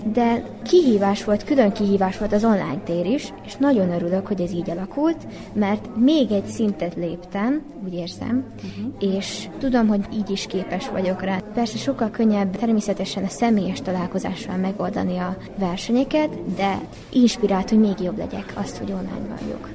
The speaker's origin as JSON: {"language": "Hungarian", "town": "Subotica", "region": "Vojvodina", "country": "Serbia", "said": "Szabadkáról jöttem, Széchenyi István általános iskolába járok."}